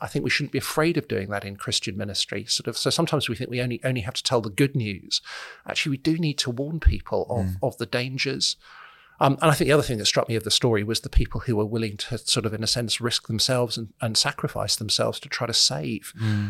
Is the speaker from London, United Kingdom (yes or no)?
no; Solihull, West Midlands, United Kingdom; I grew up in Solihull, so this is an area that I know